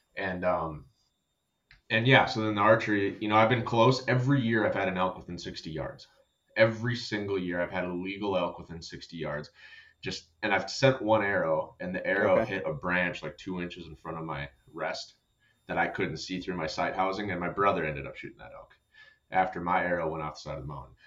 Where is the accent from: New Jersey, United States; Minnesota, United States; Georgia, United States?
Minnesota, United States; I'm from Minnesota.